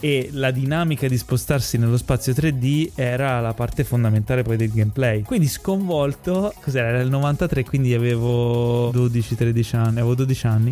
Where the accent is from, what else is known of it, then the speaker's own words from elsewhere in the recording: Ischia, Campania, Italy; io sono nato a Ischia